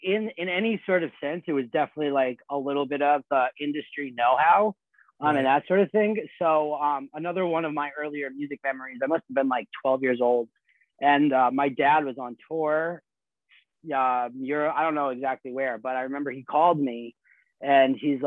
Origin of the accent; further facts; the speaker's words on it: Boston, Massachusetts, United States; I'm from Boston.